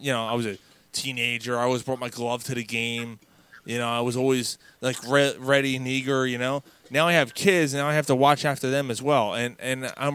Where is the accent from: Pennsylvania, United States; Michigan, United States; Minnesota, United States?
Pennsylvania, United States; Philadelphia; We all grew up actually at the Vet, and then obviously Citizens Bank Park.